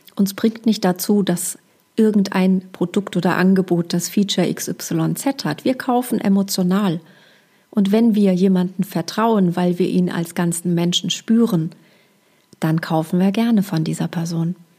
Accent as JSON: {"language": "German", "region": "Hesse", "country": "Germany", "accent": "leichter hessischer Akzent", "said": "mit meinem leichten hessischen Akzent"}